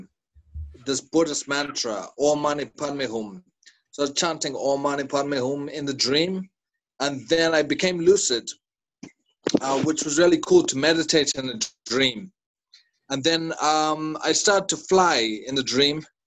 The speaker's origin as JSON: {"language": "English", "country": "Zimbabwe", "said": "from Zimbabwe."}